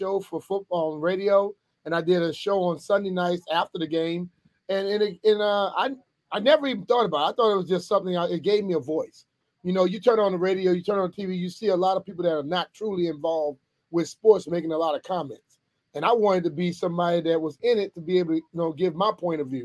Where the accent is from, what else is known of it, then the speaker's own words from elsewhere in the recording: Louisiana, United States; moved away as an adult; also born or lived in Philadelphia / New York / East Coast; I'm originally from Louisiana, born and raised there, and then moved here in 1990